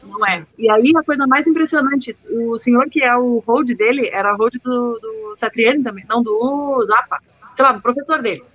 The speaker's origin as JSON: {"language": "Portuguese", "region": "interior of Rio Grande do Sul", "country": "Brazil", "moved": "yes", "said": "Eu sou do Rio Grande do interior do Rio Grande do Sul, entendeu? E então, assim, lá não tem um, um na época, pelo menos que eu morava lá"}